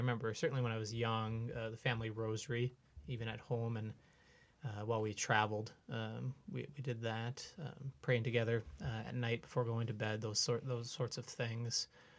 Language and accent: English; Brainerd, Minnesota, United States; happy to be here on the podcast. I grew up in Brainerd, Baxter area